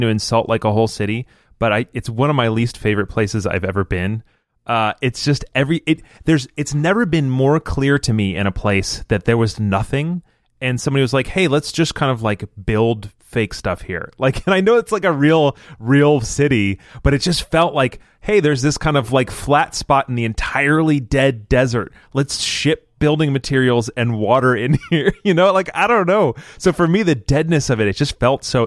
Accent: Michigan, United States; now in Florida, United States; I live in a place where there's almost no seasons and I grew up in Michigan

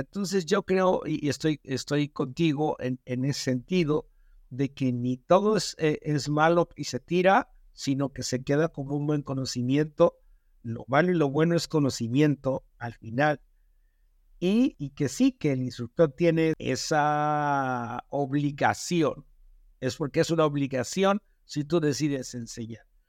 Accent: Mexico

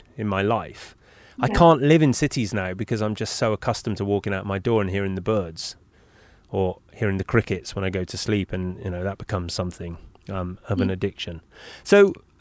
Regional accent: Bristol, South West England, United Kingdom; That's my hometown. I grew up in Bristol.

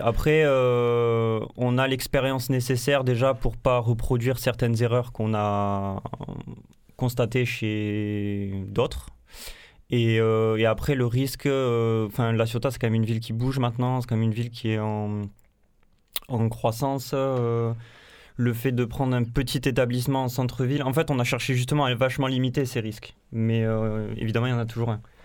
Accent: Carcassonne, Occitania, France; moved away; also born or lived in Montpellier / New Zealand / La Grande-Motte; je viens de Carcassonne

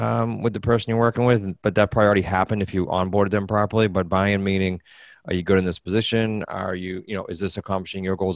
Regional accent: New England, United States; we're from England, New England

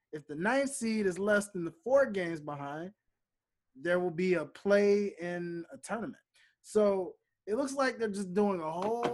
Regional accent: Memphis, Tennessee, United States; I am a hometown resident of Memphis, Tennessee. That is my hometown, my home city.

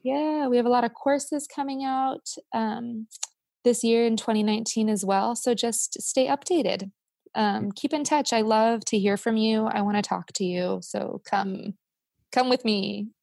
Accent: United States; growing up in the in a small town in the states in certain place

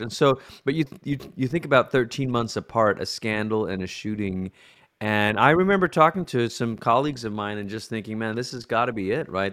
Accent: Malaysia; moved away as an adult; also born or lived in United States / Colorado Springs; I'm originally from Malaysia, and that's where I grew up

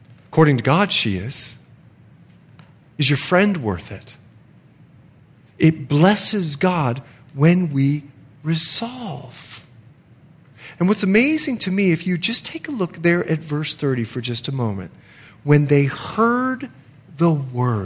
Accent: Bahamas; moved away; I'm from the Bahamas

